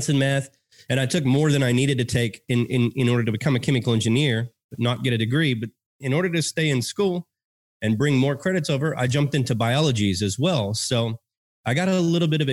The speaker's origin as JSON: {"language": "English", "region": "Texas", "country": "United States", "tie": "born or raised there", "accent": "American", "said": "born and raised in Texas, grew up with that slow cooked meat"}